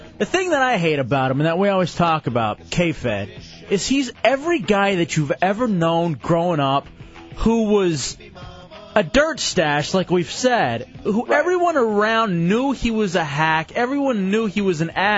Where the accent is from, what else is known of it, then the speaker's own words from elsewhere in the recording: Texas, United States; I'm from Texas.